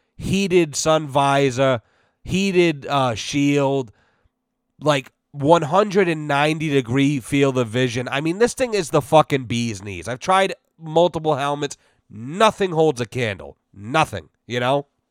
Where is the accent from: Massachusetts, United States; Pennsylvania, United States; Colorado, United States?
Massachusetts, United States; we're from Mass